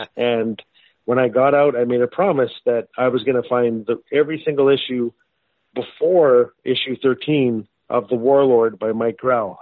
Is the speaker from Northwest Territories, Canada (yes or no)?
yes; Fort Smith, Northwest Territories, Canada; I was born and raised in Fort Smith, Northwest Territories in Canada